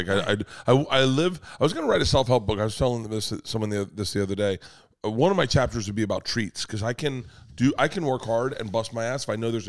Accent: Florida, United States; moved away as an adult; now in Los Angeles, United States; I was from Florida.

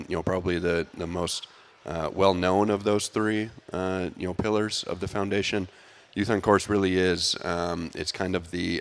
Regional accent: Bloomington, Minnesota, United States; moved away as an adult; to be back in my home state, I grew up in Bloomington, right down the road

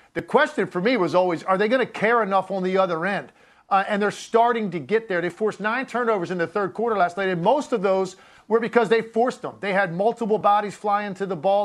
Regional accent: Richmond, Virginia, United States; now in South Jersey, United States; I grew up down in Richmond

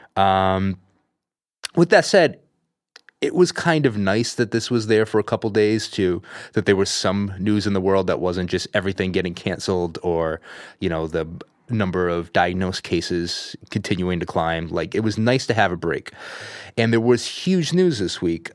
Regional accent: Providence, Rhode Island, United States; now in California, United States; I'm originally from Providence, Rhode Island

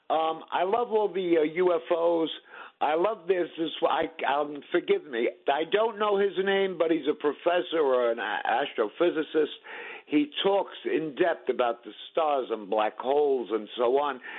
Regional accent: New York City, New York, United States; I'm a gavon from Staten Island.

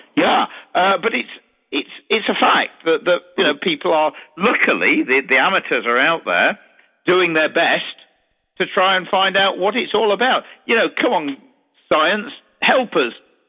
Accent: Derby, East Midlands, United Kingdom; what about Derby University? This is my hometown.

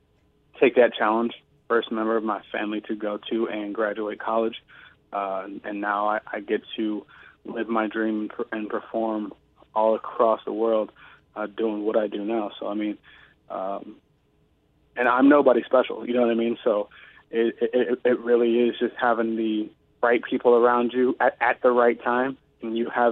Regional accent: Cleveland, Ohio, United States; moved away; being on the streets at east side of Cleveland, Ohio

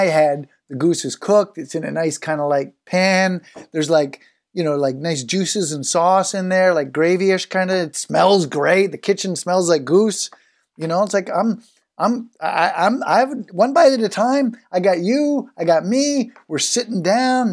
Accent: Canada; as a Canadian

